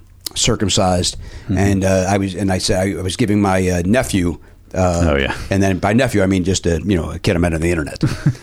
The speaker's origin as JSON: {"language": "English", "town": "Chicago", "region": "Illinois", "country": "United States", "tie": "born or raised there", "also_born_or_lived": "Ford City, Chicago / Hometown, Illinois / Oak Forest, Illinois", "moved": "yes", "lives_now": "Los Angeles, United States", "said": "Grew up in hometown and then Oak Forest. So I made, we kept moving farther south. We originally, a little more Midway, Ford City."}